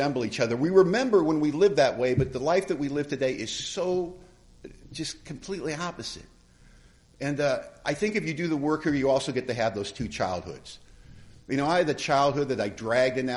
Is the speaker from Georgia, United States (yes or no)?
no; Los Angeles, California, United States; moved away as an adult; now in Bellingham, United States; I was born in Hollywood, California